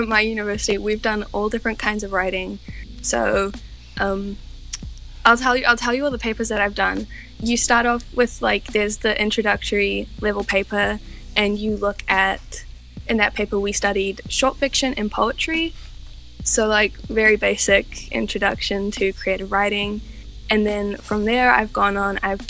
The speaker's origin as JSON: {"language": "English", "country": "New Zealand", "said": "I'm from New Zealand"}